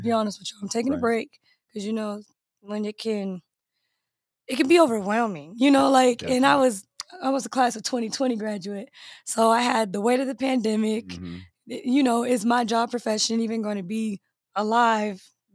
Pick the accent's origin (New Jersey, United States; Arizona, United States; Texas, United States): Arizona, United States; Phoenix; I'm a native, yeah. That's born and raised in Phoenix